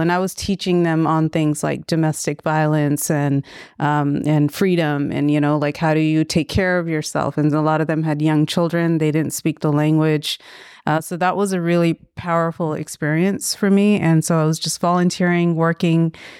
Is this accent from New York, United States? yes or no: no; Daly City, California, United States; also born or lived in Vallejo; I grew up in Northern California in the Bay Area. Yeah, I was, um, born in Daly City.